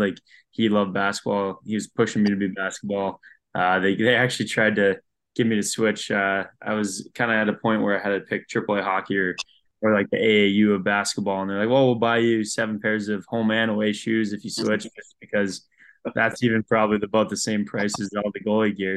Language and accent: English; Green Bay, Wisconsin, United States; I grew up obviously in Green Bay, played for the Junior Gamblers